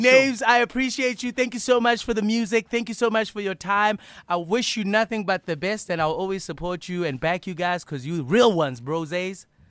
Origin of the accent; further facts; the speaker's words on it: Bloemfontein, Free State, South Africa; you were in my hometown this past weekend. How was Bloem